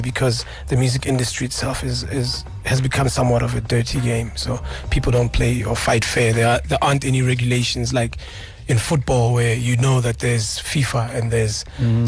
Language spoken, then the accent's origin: English; South Africa; being a South African man